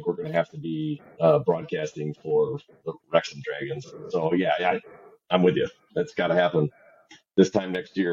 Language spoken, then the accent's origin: English; Wisconsin, United States